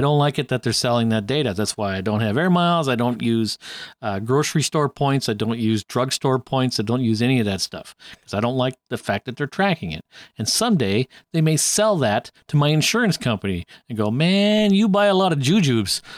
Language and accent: English; Canada